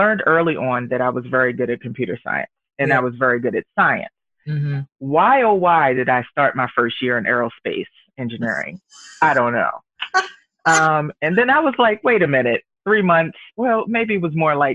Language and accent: English; Baltimore, Maryland, United States; moved away as an adult; also born or lived in Virginia / Washington, D.C. area; now in Redmond, United States; I was born and raised in Baltimore City